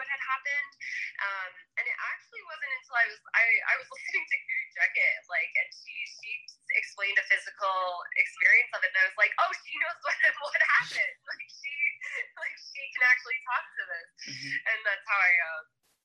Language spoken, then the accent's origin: English; Long Island, New York, United States; moved away as an adult; also born or lived in Westchester, New York; now in Sedona, United States; I grew up on Long Island